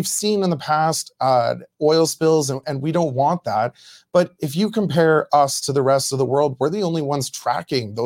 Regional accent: Medicine Hat, Alberta, Canada; my hometown, Medicine Hat

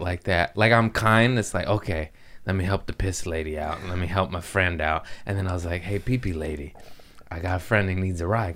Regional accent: Los Angeles, California, United States; Los Angeles, uh, my hometown

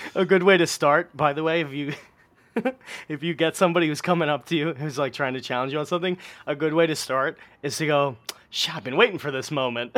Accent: New York City, New York, United States; Astoria, my hometown, where I grew up.

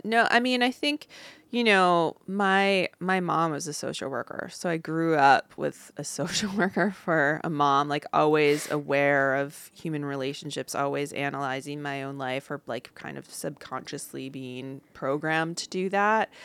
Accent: Upper Peninsula of Michigan, United States; moved away as an adult; also born or lived in Claremont, California; now in California, United States; I grew up in the Upper Peninsula of Michigan

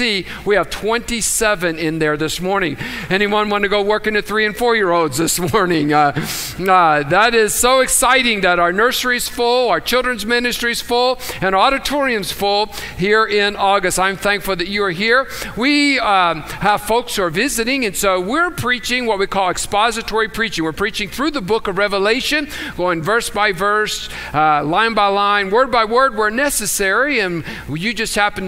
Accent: United States; also born or lived in Tucson, Arizona; We're proud that we're from the United States

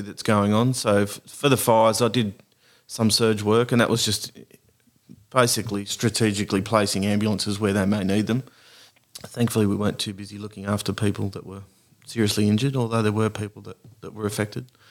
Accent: Beaconsfield, Tasmania, Australia; also born or lived in Lightning Ridge; now in Nambucca Valley, Australia; I'm from Tassie.

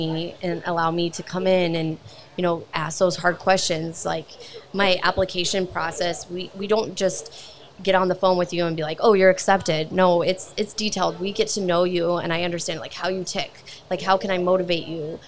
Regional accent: Alliance, Nebraska, United States; now in South Dakota, United States; I'm originally born and raised from Alliance, Nebraska.

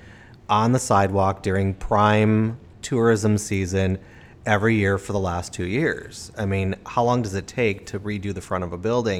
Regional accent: Chicago, Illinois, United States; moved away; I'm from Chicago

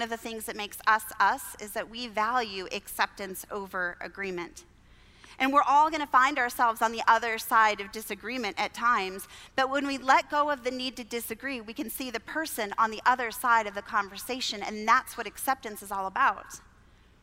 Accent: Southern California, United States; I grew up in Southern California

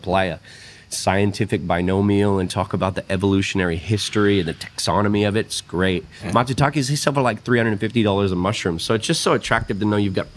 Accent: Texas, United States; moved away as an adult; now in Australia; me being from Texas

